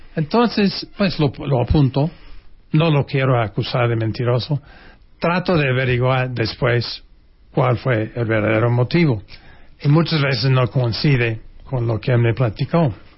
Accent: United States; first language English; Spanish is a second language; moved away as an adult; now in Mexico; yo tengo acento y que yo soy gringo

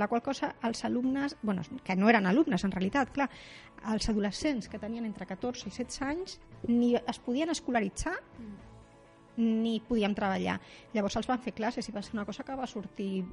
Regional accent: Rubí, Catalonia, Spain; jo sóc de Rubí

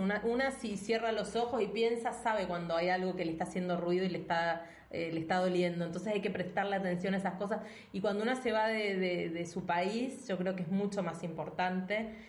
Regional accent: Argentina; moved away; nosotras somos argentinas

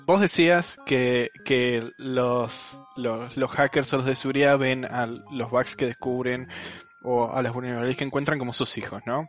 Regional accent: Argentina; soy de Argentina

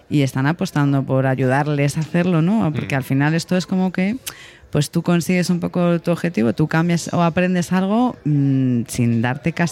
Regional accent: Granada, Andalusia, Spain; Pero yo soy de Granada, oiga.

